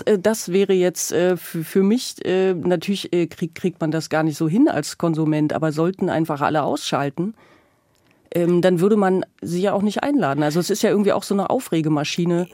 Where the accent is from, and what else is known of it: East Germany, Germany; born or raised there